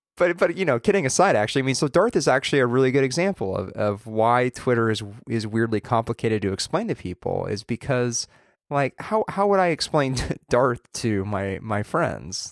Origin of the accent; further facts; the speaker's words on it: Southern Orange County, California, United States; where you and I grew up in Southern Orange County